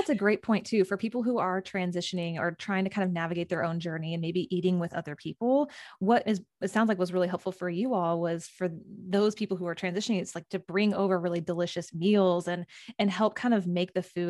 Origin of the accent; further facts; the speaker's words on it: Midwest, United States; we grew up in the Midwest, but you know, part of my childhood was on a Angus cattle farm.